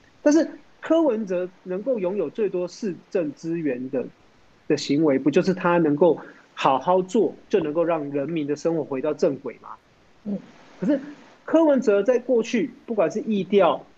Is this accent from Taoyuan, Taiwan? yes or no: yes; Taoyuan, Taiwan; 然后因为我是桃园人嘛，哈，当然为桃园的经验来讲的讲